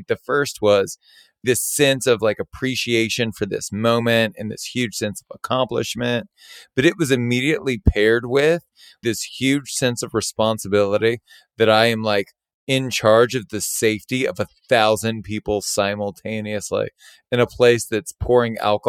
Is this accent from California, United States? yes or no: no; Baton Rouge, Louisiana, United States; But I felt like the hospitality industry and the concepts that I grew up with in Baton Rouge were desperately needed in Los Angeles at the time.